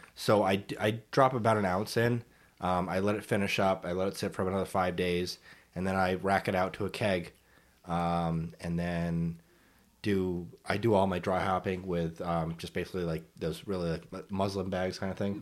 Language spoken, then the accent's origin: English; New England, United States; I'm from New England